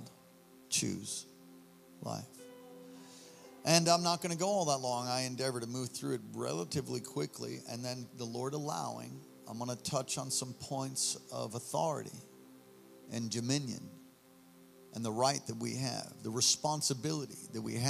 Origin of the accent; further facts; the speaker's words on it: New York City, New York, United States; moved away as an adult; also born or lived in Hawaii; I'm from New York originally. The first 18 years of my life, I was born on the Lower East Side at St. Vincent's Hospital